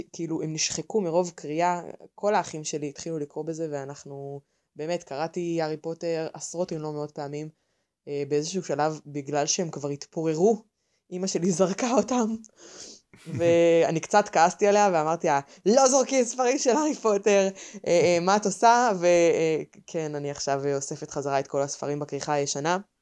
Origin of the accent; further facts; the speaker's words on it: Haifa, Haifa District, Israel; אני חיפאית, בת 26